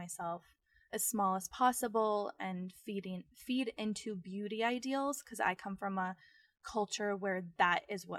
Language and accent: English; Phoenix, Arizona, United States; growing up in North Phoenix in a way, which is also like a very privileged place in certain pockets, you know, the Scottsdale, Arizona that so many people think of was also a part of my reality.